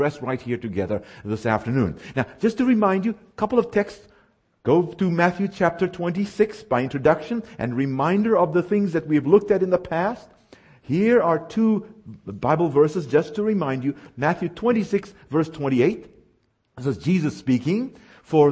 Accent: South Africa; moved away; I was born and raised in the Republic of South Africa.

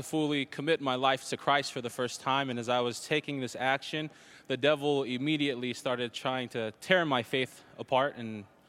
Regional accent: Salt Lake City, Utah, United States; Salt Lake City, Utah.

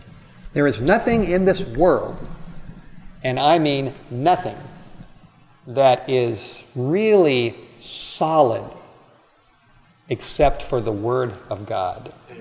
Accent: Los Angeles, California, United States; moved away as an adult; now in North Idaho, United States; I grew up in Los Angeles. My wife and I grew up in California. She grew up in the north part. I grew up in the south. And we've moved back there. We lived in California for a while.

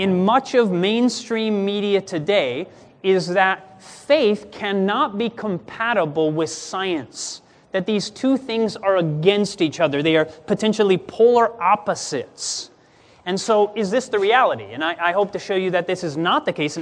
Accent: Grand Rapids, Michigan, United States; I was born in Grand Rapids, Michigan

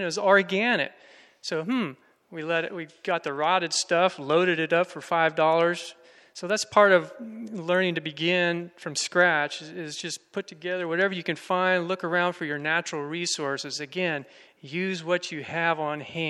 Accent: Florida, United States; moved away; I'm from Florida originally. I grew up there gardening in sandy soil

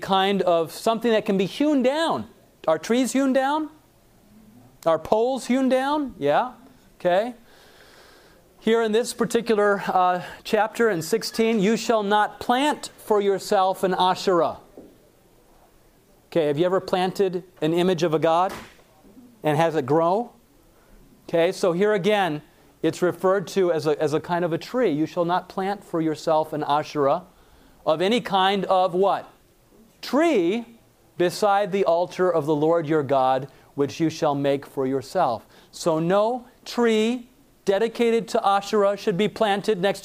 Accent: Lake Michigan, Midwest, United States; I grew up on Lake Michigan

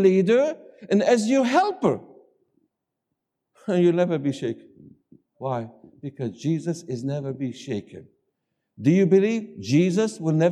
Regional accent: the South, United States; I come from the South, and instead of saying 20, we say 20.

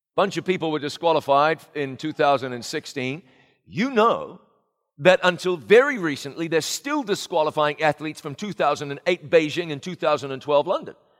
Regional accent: New Zealand; moved away; my hometown of Ngarawaia in New Zealand

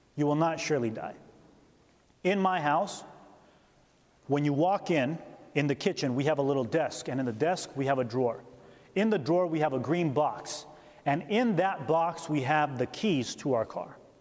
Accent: California, United States; also born or lived in Upper Peninsula, Michigan; now in Upper Peninsula of Michigan, United States; I'm from California

